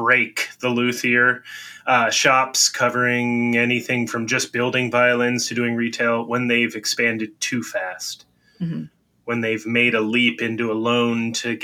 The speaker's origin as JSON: {"language": "English", "country": "United States", "said": "being American"}